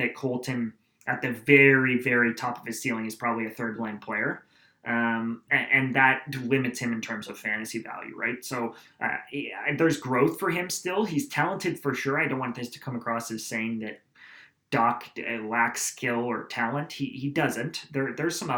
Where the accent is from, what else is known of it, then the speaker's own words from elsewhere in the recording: Aurora, Ontario, Canada; St. Andrews College, which is actually in my hometown